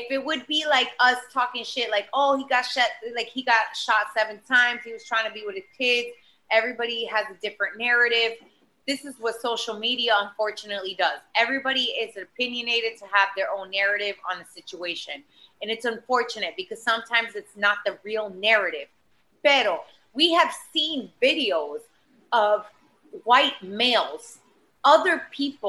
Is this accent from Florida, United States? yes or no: yes; Boca Raton, Florida, United States; also born or lived in Miami; now in New York, United States; I am from Boca Raton